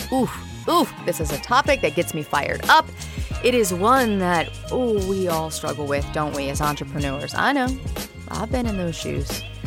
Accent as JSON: {"language": "English", "region": "Louisiana", "country": "United States", "tie": "born or raised there", "also_born_or_lived": "New Orleans", "said": "I grew up in a small town about an hour north of the city"}